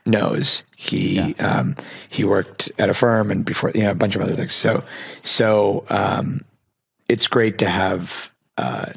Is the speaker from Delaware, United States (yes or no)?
no; Pittsburgh, Pennsylvania, United States; I grew up in Pittsburgh